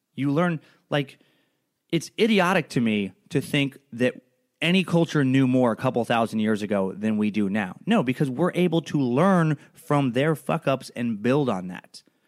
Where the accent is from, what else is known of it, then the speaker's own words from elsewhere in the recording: Idaho, United States; growing up in Idaho